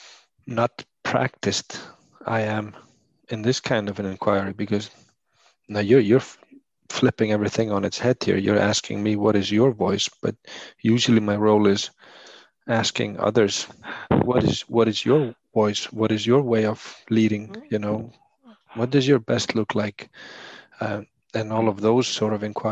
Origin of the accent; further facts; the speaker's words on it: Iceland; accent: thick Icelandic; English is a second language; my thick Icelandic accent is just like any other Icelander that tries to speak English